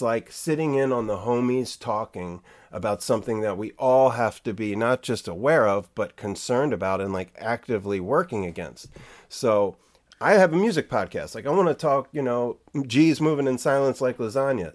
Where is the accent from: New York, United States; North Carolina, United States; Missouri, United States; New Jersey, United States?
New Jersey, United States; Jersey Shore; now in Bay Area, United States; I grew up surfing on the Jersey Shore